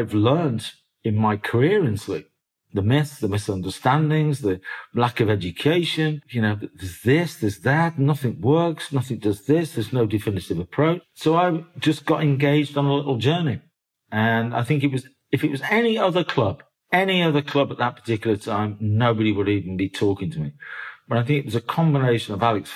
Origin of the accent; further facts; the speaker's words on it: Birmingham, West Midlands, United Kingdom; moved away; also born or lived in Oldham, Manchester; I was born in North Birmingham.